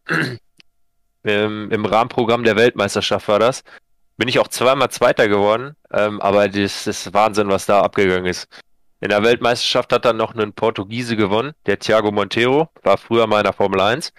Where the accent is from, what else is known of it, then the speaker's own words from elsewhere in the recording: Sauerland, North Rhine-Westphalia, Germany; komme aus dem schönen Sauerland